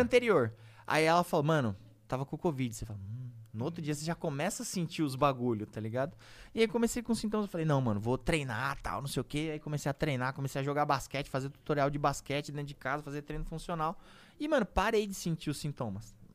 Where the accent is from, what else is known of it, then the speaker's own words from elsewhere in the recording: São Paulo, Brazil; minha quebrada da Vila Santa Catarina